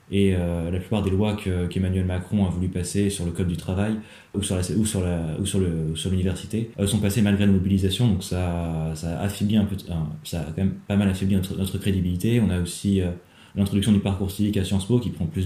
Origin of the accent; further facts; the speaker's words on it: Rouen, Normandy, France; je suis originaire de Rouen.